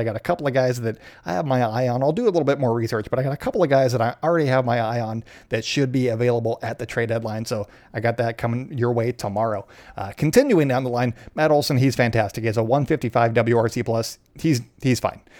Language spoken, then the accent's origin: English; Canada; being Canadian